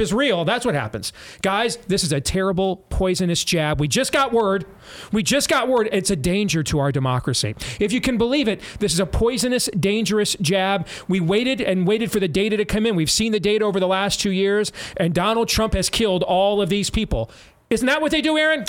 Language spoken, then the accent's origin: English; United States; I'm an American